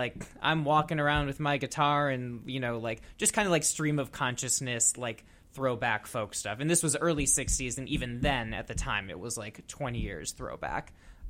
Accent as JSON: {"language": "English", "region": "Minnesota", "country": "United States", "also_born_or_lived": "Madison, Wisconsin", "moved": "as an adult", "said": "I'm originally from Minnesota, but I went to school at the University of Wisconsin-Madison."}